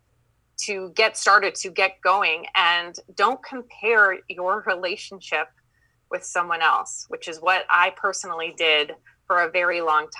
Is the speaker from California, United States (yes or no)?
no; Minnesota, United States; accent: Minnesotan; I'm from Minnesota. So I have that Minnesotan accent that I'm working on.